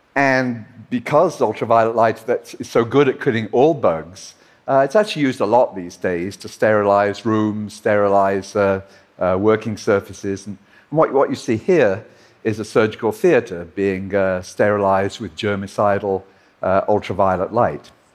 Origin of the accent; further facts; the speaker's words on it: Liverpool, North West England, United Kingdom; his and my hometown of Liverpool